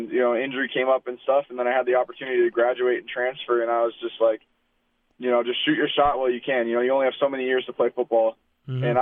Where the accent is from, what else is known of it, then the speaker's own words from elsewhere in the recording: Regina, Saskatchewan, Canada; I was growing up in Regina